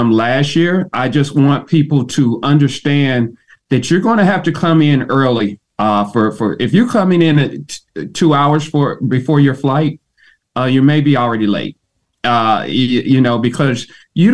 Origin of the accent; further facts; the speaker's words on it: Ohio, United States; now in Atlanta, United States; I'm originally from Ohio